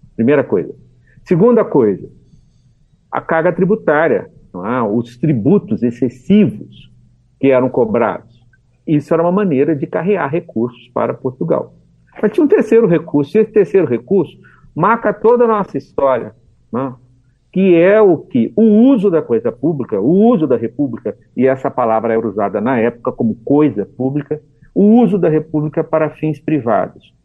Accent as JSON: {"language": "Portuguese", "town": "Taubaté", "region": "São Paulo", "country": "Brazil", "tie": "born or raised there", "moved": "as an adult", "lives_now": "Belo Horizonte, Brazil", "said": "eu nasci em São Paulo, em Taubaté, é, onde fiz toda a minha formação"}